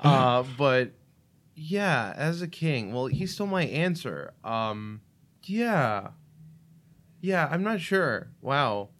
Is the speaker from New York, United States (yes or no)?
yes; New York City, New York, United States; first language Russian; English is a second language; moved away as an adult; also born or lived in Russia / Illinois; now in Saint Charles, United States; I grew up in Brooklyn, which, if people aren't familiar, a lot of the pockets in Brooklyn are very Russian. So I didn't start speaking English till I was five years old